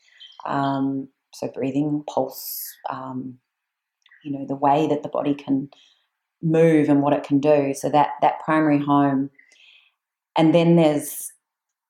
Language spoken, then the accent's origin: English; New Zealand; I'm from New Zealand